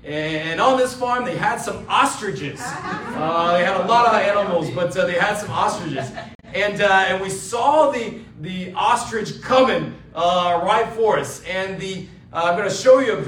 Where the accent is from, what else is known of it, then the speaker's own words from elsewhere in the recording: Georgia, United States; moved away as an adult; also born or lived in Los Angeles; I grew up next door in Georgia. And I grew up there